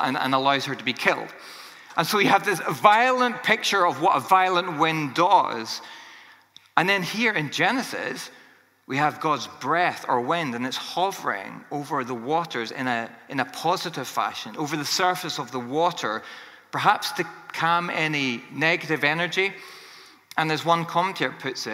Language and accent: English; Northern Ireland, United Kingdom; I grew up in Northern Ireland